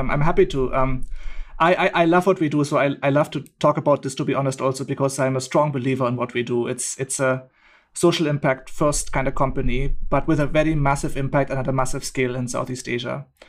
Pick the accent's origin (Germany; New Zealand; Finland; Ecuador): Germany; English is a second language; also born or lived in India; now in Bali, Indonesia; from Germany, but living in Bali in Indonesia. After spending the last 9 years almost in India, I've relocated here.